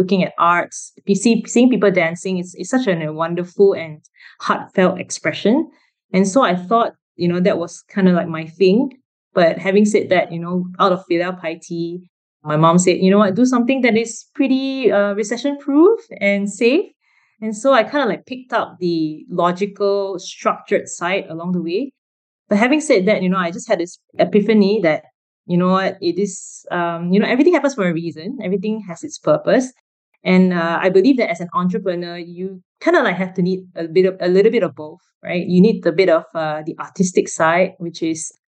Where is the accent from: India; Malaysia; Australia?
Malaysia; Kuala Lumpur; I grew up in Kuala Lumpur, so a city girl from young.